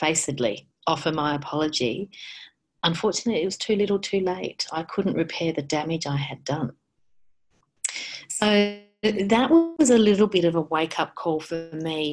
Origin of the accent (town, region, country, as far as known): Australia